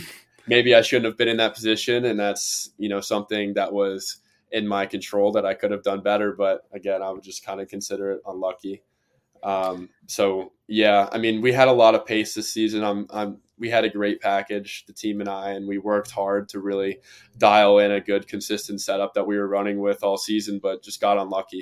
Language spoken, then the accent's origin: English; Cincinnati, Ohio, United States; I'm from Cincinnati region